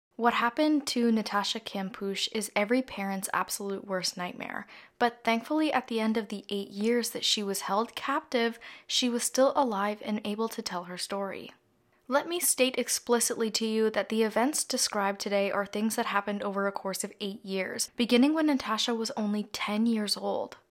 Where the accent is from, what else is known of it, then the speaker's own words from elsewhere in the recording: Canada; I'm Canadian